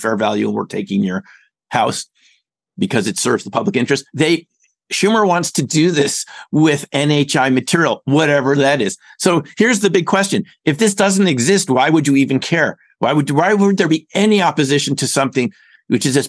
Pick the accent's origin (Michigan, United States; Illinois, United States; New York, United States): New York, United States; where I grew up as a kid in New York